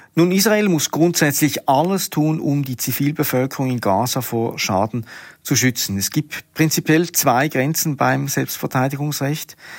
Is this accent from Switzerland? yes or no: yes; Switzerland; bei uns in der Schweiz